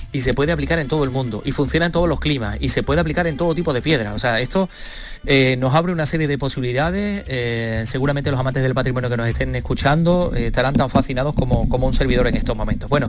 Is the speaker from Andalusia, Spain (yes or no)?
yes; La Carolina, Andalusia, Spain; mi pueblo, de la Carolina